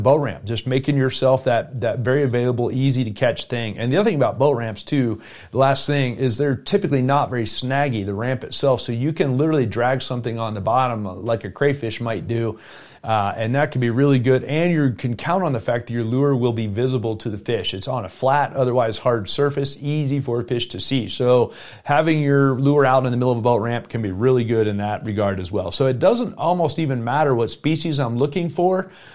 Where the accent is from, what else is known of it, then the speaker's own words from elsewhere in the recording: South Florida, United States; now in Colorado, United States; I grew up in South Florida